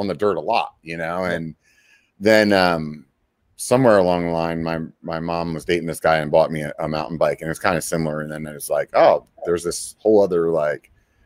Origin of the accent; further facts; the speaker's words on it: Pennsylvania, United States; now in California, United States; I'm from Pennsylvania originally